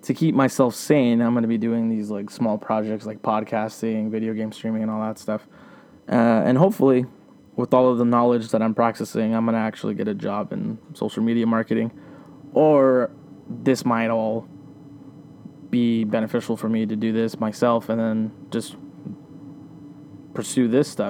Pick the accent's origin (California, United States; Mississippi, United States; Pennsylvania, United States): California, United States; Riverside; now in Yucaipa, United States; I'm from Riverside, California. I was born and raised there my whole life.